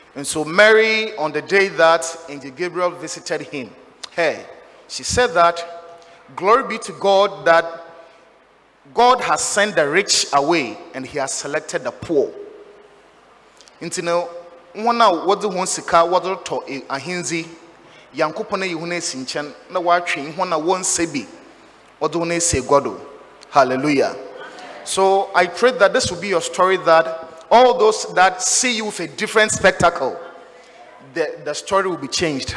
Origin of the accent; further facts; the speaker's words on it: Sudi Circuit, Cape Coast Diocese, Central Region, Ghana; I'm from Sudi Circuit